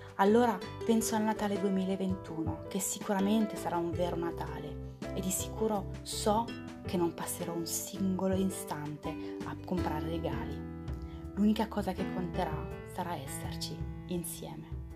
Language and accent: Italian; France; now in Italy; sono francese